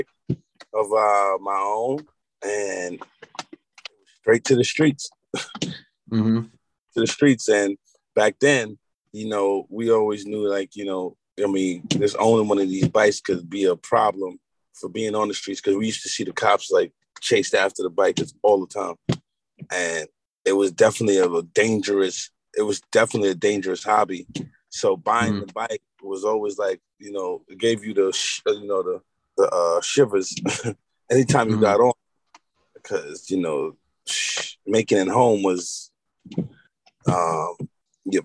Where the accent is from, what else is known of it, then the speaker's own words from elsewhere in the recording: New York City, New York, United States; growing up in Harlem